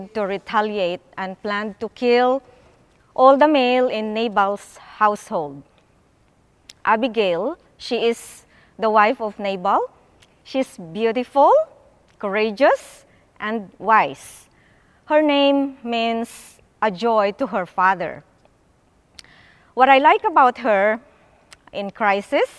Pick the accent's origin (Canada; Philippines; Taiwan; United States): Philippines; moved away; I grew up in the Philippines